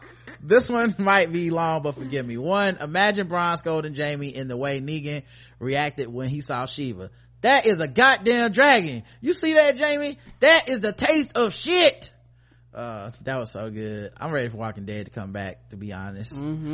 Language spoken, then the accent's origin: English; Texas, United States; also born or lived in North Carolina; We're both from Texas, had parents who work at Prairie View, had degrees in economics, and wound up in NC for a minute.